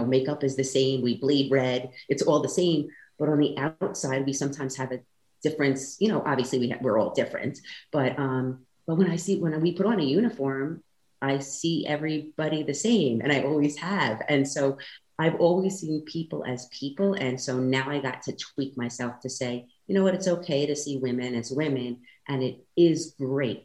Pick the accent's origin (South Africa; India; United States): United States; New York; moved away; So originally I came from New York